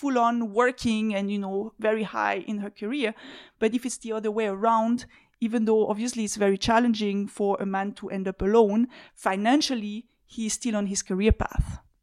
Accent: Switzerland; moved away as an adult; also born or lived in Belgium; So I'm a Swiss citizen. I grew up in Switzerland.

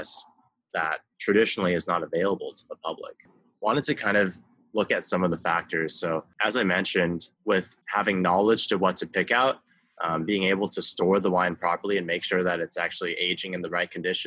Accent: Beijing, China; I grew up in Beijing.

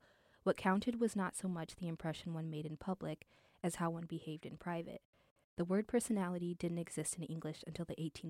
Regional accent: Chicago, Illinois, United States; And I grew up in Chicago, in the Chicagoland area, so it's I'm used to it being cold.

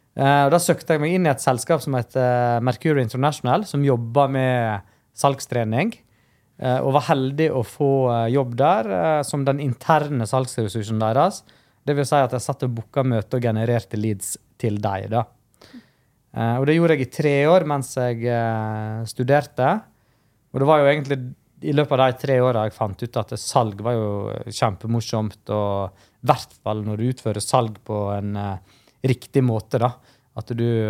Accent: Stryn, Vestland, Norway; also born or lived in India; jeg er adoptert fra India, da, så jeg har jo ei historie der jeg kjøpte med safran fra India og gikk rundt og solgte det på de lokale restaurantene i Stryn

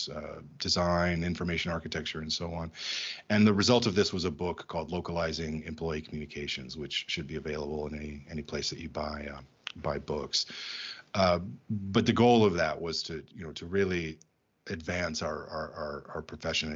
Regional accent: United States; moved away as an adult; also born or lived in Germany / Belgium / Czech Republic; now in Prague, Czech Republic; I'm American

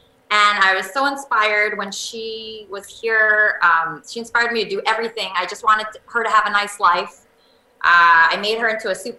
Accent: New York, United States; I'm a friend of Andy. I'm from New York, and I converted to Christianity recently.

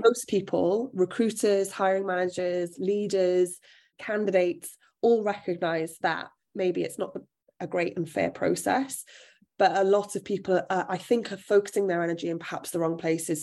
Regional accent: South Wales, United Kingdom; So I'm from South Wales, which is an area that isn't, depending on what you do, but in most career spaces isn't steeped in opportunity

